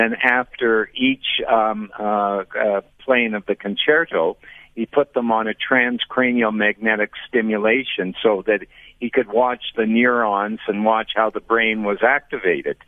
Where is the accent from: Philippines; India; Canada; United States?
Canada; I'm from Canada